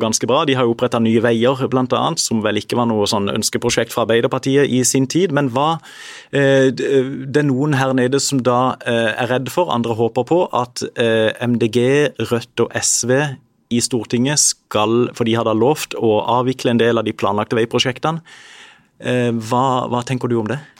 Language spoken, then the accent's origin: Norwegian; Sørlandet, Agder, Norway; så har vi som bor i denne delen av landet, én identitet felles. Vi er sørlendinger